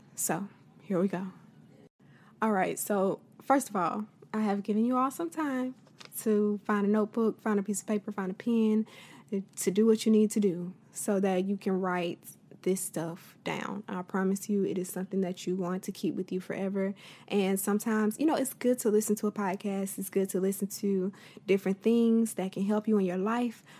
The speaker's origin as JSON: {"language": "English", "region": "Florida", "country": "United States", "said": "I'm from Florida"}